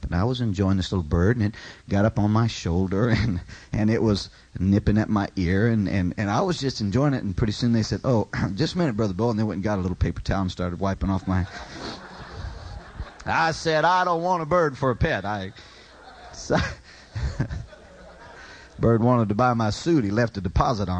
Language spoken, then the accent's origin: English; California, United States; I'd lived there all my life, born and raised in California